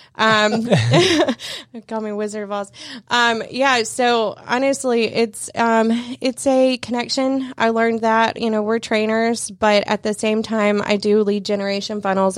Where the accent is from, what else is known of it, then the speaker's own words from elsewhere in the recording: North Georgia, United States; moved away as an adult; I'm actually from North Georgia